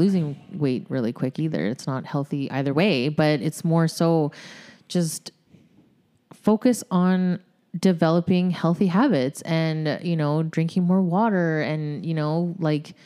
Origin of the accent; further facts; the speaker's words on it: New York, United States; accent: New York; My New York accent